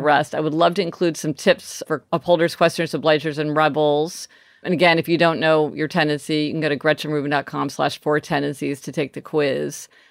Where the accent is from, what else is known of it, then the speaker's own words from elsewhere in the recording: Kansas City, Missouri, United States; moved away as an adult; now in New York City, United States; today I am in my hometown of Kansas City with my family